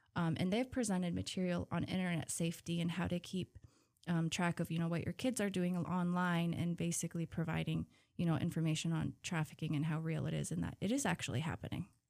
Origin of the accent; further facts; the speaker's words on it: Huslia, Alaska, United States; I'm from Huslia